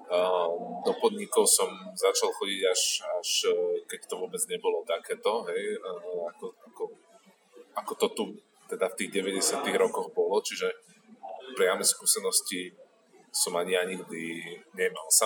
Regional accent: Bratislava, Bratislava Region, Slovakia; Ja teda osobne som z Bratislavy, e, že, ale v 90. rokoch som chodil základnú školu

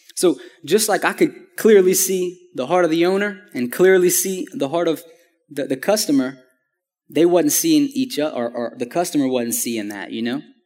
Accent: Houma, Louisiana, United States; I'm originally from Homa, Louisiana, which is about two hours south of here

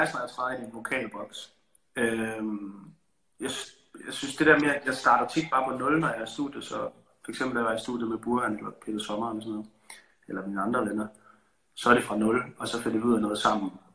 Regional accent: Aarhus, Central Denmark Region, Denmark; now in Copenhagen, Denmark; jeg elsker Aarhus, der hvor jeg kommer fra

